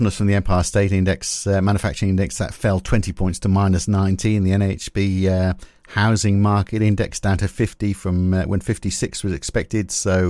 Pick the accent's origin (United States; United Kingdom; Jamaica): United Kingdom; England; now in Australia; I mean, we're both Australian POMs. It's a difficult decision, isn't it? Well, it's not for me, because I'm going to support the English.